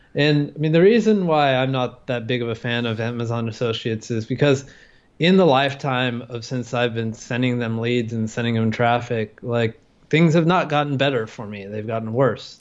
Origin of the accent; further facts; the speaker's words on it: California, United States; moved away as an adult; now in Thailand; I'm an American. I'm from California